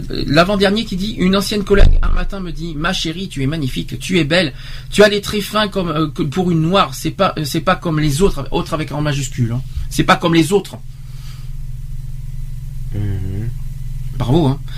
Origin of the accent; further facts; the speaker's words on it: Romania; French is a second language; d'habitude les gens me demandent mes origines en précisant que j'ai un léger accent charmant. Presque chaque fois euh, que je réponds je suis roumaine